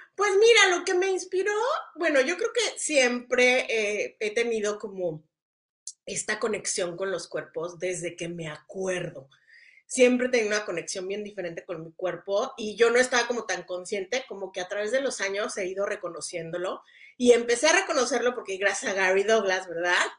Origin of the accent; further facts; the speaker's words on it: Mexico City, Mexico; yo venía del, vengo del DF y es alto